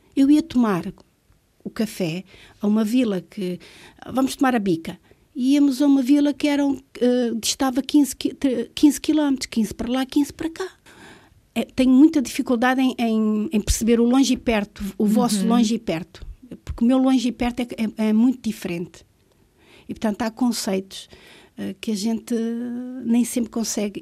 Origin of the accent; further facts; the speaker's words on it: Luanda, Luanda Province, Angola; moved away as an adult; also born or lived in Vila Nova de Gaia, Portugal / Manteigas, Portugal; now in Azores, Portugal; Se eu tenho que escolher uma cidade onde fui criada, é Luanda